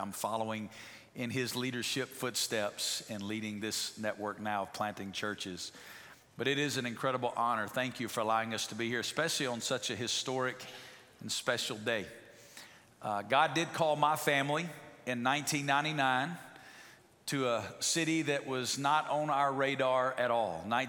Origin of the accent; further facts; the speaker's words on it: Alabama, United States; moved away as an adult; also born or lived in Memphis, Tennessee; now in Las Vegas, United States; I'm from Alabama.